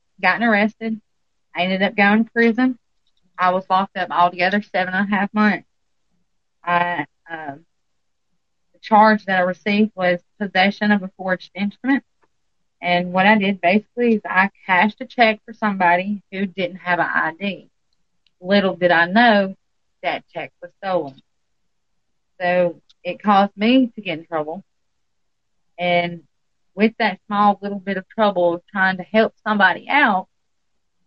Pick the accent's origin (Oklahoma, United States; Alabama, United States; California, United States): Alabama, United States; accent: country; I am actually from Alabama, if you can't tell from my country accent